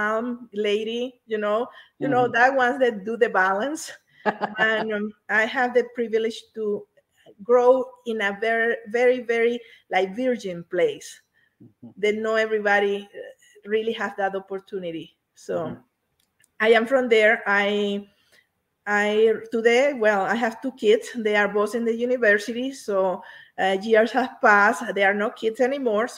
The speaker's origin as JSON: {"language": "English", "town": "Tucupita", "region": "Delta Amacuro", "country": "Venezuela", "tie": "born or raised there", "first_language": "Spanish", "second_language": "English", "moved": "yes", "said": "I am from Venezuela. Venezuela is a beautiful country where I have the privilege to have been born there. I born in a very, very small town called Tucupita."}